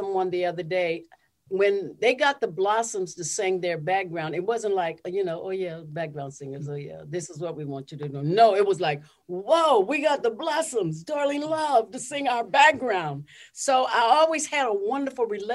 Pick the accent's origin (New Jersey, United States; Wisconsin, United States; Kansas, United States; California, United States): California, United States; Los Angeles; moved away as an adult; now in New York City, United States; I'm from Los Angeles